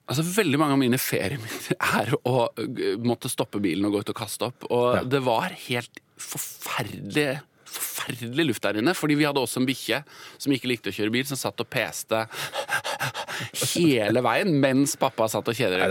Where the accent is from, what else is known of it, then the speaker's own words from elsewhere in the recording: Oslo, Norway; så vokste jeg opp på, uh, i et Obos-borettslag på Oslo vest.